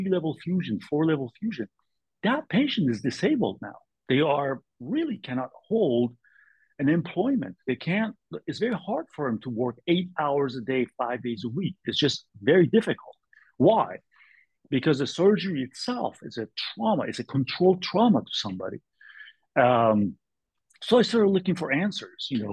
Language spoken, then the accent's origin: English; California, United States; I'm from California. My mother lives in Berkeley.